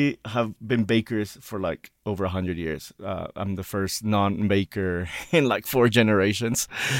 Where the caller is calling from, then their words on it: Mexico City, Mexico; Yeah, I'm zooming in from Mexico City.